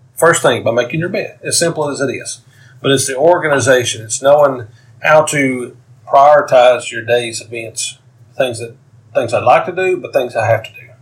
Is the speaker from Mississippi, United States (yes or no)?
no; Knoxville, Tennessee, United States; I am from Knoxville, Tennessee